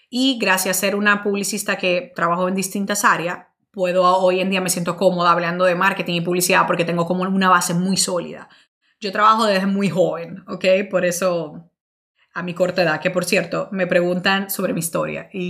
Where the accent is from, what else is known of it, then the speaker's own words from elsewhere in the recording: Dominican Republic; also born or lived in Italy / Spain; now in United States; soy dominicana, orgullosísima de ser dominicana. Eh, pero tengo que confesar que he estado más años fuera de República Dominicana que allá. Eh, yo viví en Italia, viví en España y ahora vivo en Estados Unidos.